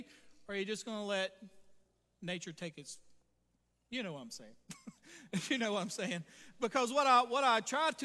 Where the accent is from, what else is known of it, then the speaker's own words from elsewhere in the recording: Vashti, Texas, United States; I grew up around Vashti at times